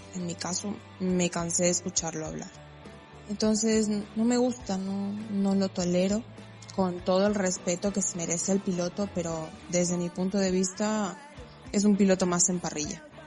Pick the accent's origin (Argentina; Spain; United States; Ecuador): Argentina; tengo 23 años y soy de Argentina